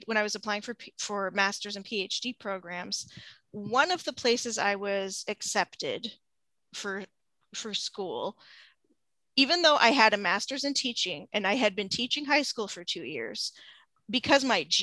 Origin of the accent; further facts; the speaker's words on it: a southern suburb of Seattle, Washington, United States; moved away as an adult; now in Central Illinois, United States; I'm from the Seattle area. I'm from a southern suburb of Seattle.